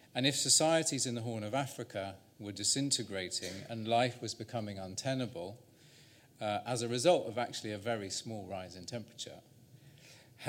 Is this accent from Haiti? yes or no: no; Salisbury, South West England, United Kingdom; now in Wales, United Kingdom; I was born in Salisbury in Wiltshire at 330 parts per million. But now I live in Wales